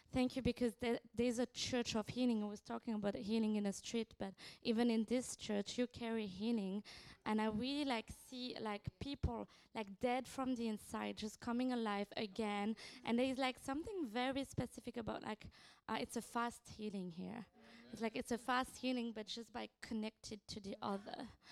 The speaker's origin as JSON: {"language": "English", "country": "France", "said": "from France, uh, from the Barn team"}